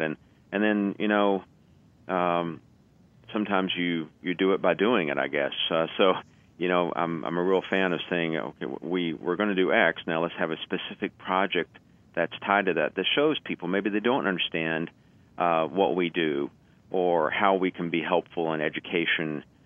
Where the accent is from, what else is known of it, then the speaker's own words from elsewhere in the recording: Kentucky, United States; moved away as an adult; I grew up in Kentucky